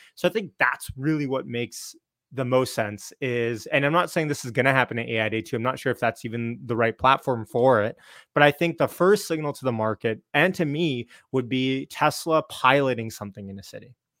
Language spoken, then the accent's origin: English; Canada; I'm Canadian